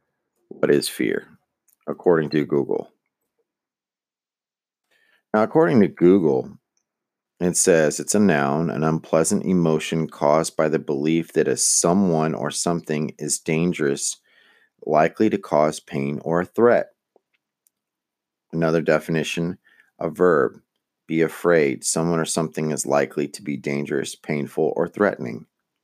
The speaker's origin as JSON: {"language": "English", "country": "United States", "said": "I'm Mexican American."}